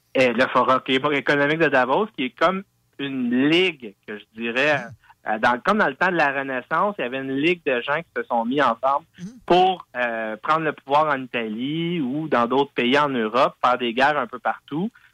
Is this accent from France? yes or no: no; Quebec, Canada; je suis canadien, je suis québécois